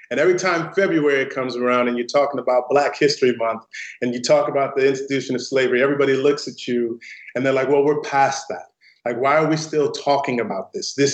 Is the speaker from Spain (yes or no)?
no; St. Louis, Missouri, United States; it's named after the neighborhood that I grew up in in St. Louis, Missouri. And it's a predominantly African American neighborhood